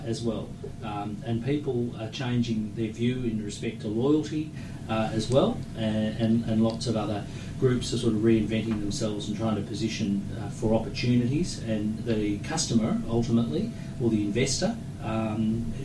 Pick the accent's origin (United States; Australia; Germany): Australia